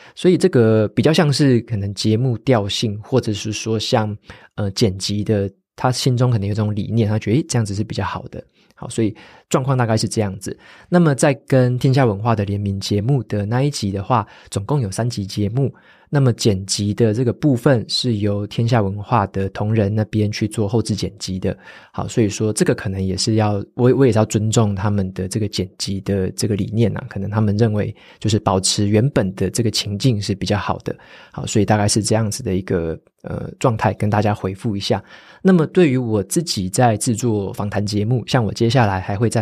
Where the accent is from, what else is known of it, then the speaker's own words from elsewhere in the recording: Taitung, Taitung County, Taiwan; moved away; 我也是会讲台语，我以前在台东长大的时候，在家里大部分就是台语跟中文夹杂啦，所以我自己也会用台语